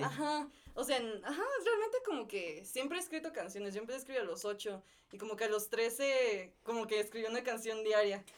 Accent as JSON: {"language": "Spanish", "town": "Irapuato", "region": "Guanajuato", "country": "Mexico", "moved": "yes", "lives_now": "Querétaro, Mexico", "said": "soy originaria de Irapuato y ahorita estoy viviendo aquí en Querétaro."}